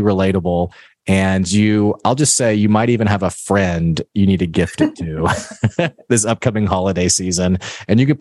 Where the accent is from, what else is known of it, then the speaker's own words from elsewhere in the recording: Arkansas, United States; I'm from Arkansas. I live in Arkansas.